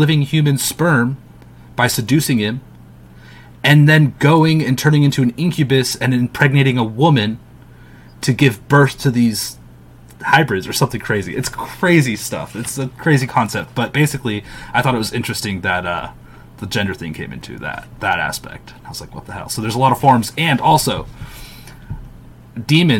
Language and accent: English; United States; I'm American. I'm going to pronounce it in my American way.